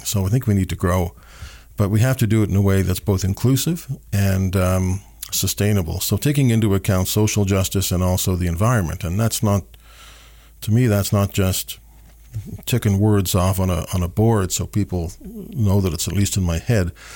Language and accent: English; Canada; as a Canadian